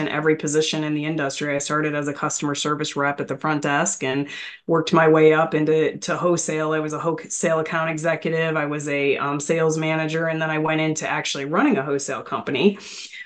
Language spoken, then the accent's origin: English; Michigan, United States; I grew up in Michigan and, so around factories, a lot of factories, farms, things like that, very rural part of the state